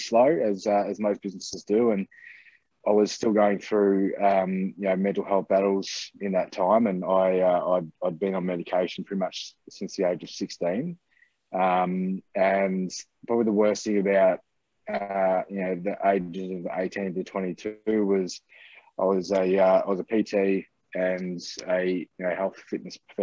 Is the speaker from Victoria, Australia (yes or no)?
yes; Ballarat, Victoria, Australia; I'm from Ballarat in Victoria. Born and bred here.